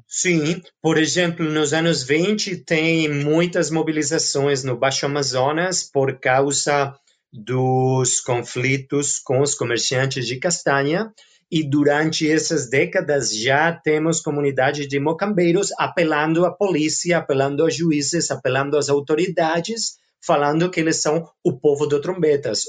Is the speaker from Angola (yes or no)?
no; Barcelona, Catalonia, Spain; Portuguese is a second language; sou originalmente da Barcelona, de Espanha